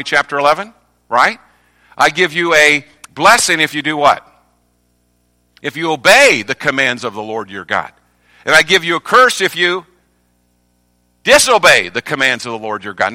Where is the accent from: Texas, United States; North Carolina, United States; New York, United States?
North Carolina, United States; I'm from North Carolina